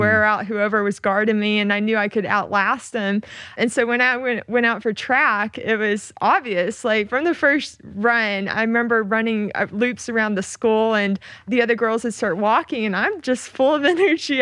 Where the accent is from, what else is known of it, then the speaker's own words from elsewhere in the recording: Oklahoma, United States; moved away as an adult; I grew up in Oklahoma